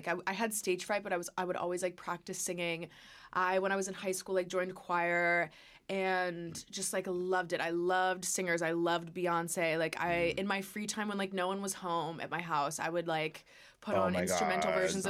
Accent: St. Louis, Missouri, United States; moved away as an adult; now in Los Angeles, United States; I'm from St. Louis, Missouri.

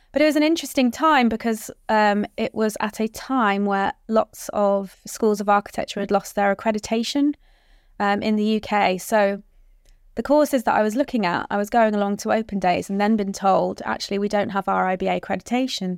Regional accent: Hull, Yorkshire and the Humber, United Kingdom; moved away as an adult; I grew up in Hull, um, a small kind of fishing town up north, um, where I spent eighteen years of my life.

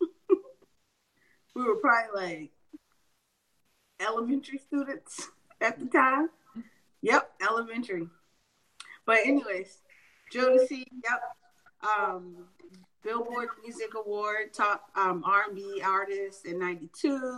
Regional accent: Charleston, United States; We're from Charleston

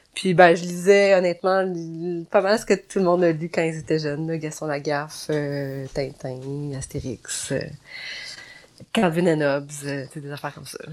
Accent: Gatineau, Quebec, Canada; moved away; c'est à Gatineau. Mhm je, retourne dans ma ville natale

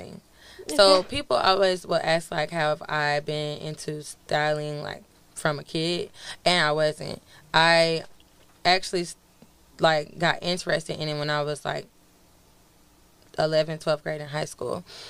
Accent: Pensacola, Florida, United States; moved away as an adult; now in Atlanta, United States; I'm from Pensacola, Florida

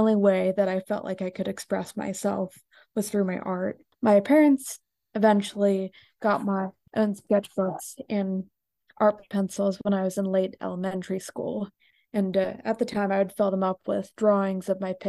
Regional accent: Gahanna, Ohio, United States; I was born in Gahanna, Ohio, which is close to Columbus.

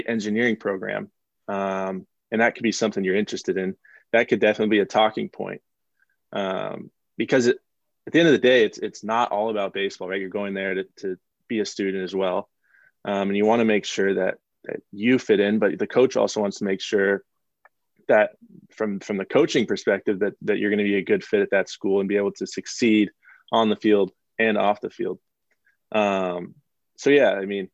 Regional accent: Portland, Oregon, United States; moved away as an adult; I grew up in Portland, Oregon

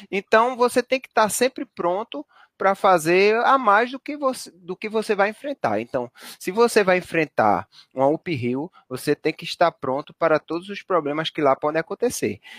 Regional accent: Northeast Region, Brazil; pelo menos para mim que sou do Nordeste, é ruim de logística

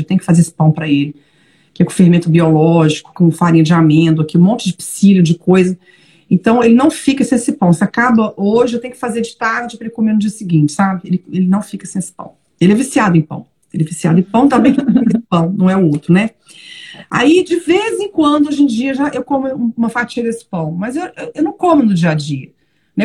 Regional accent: Belo Horizonte, Minas Gerais, Brazil; moved away as an adult; also born or lived in São Paulo / Brasília / Lisbon; now in Braga, Portugal; sou mineira, não, mentira, sou paulistana de nascimento, mas morei até os 30 anos em Belo Horizonte

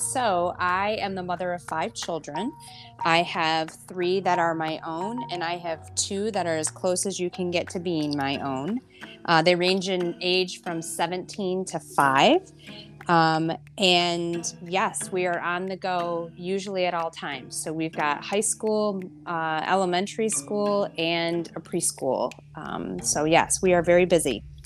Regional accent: Flint, Michigan, United States; I was born and raised in Flint, and I take a lot of pride from my hometown

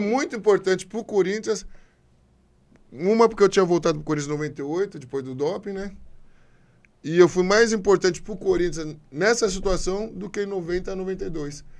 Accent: Brazil; Eu sou brasileiro. Brasileiro, minha nacionalidade, sou o quê? Brasil

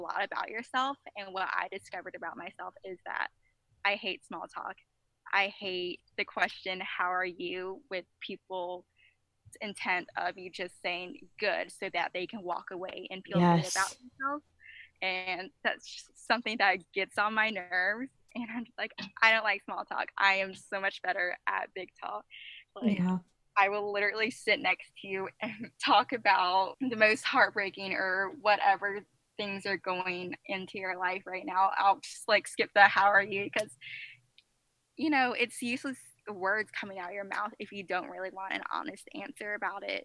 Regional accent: the South, United States; I'm from the South

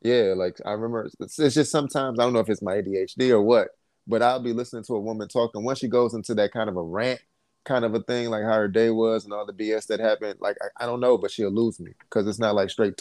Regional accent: Detroit, Michigan, United States; I'm from Detroit.

